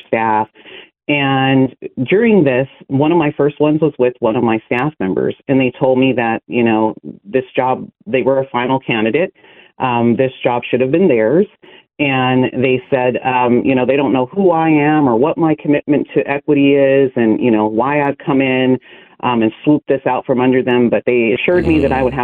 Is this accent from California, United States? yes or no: yes; Lodi, California, United States; I'm from the Central Valley here in California. I grew up there, a small town called Lodi